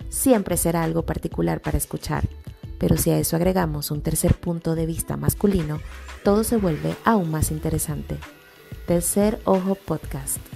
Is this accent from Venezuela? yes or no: yes; Venezuela; now in Mexico; Como saben, nosotros somos venezolanos, Yari es de Costa Rica, yo vivo en México, Edgar está viviendo en Canadá